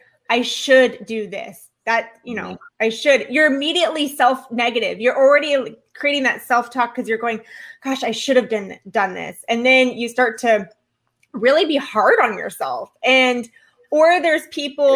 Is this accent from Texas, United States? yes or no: no; Orange County, California, United States; now in Florida, United States; I came from Orange County. That's where I was born and raised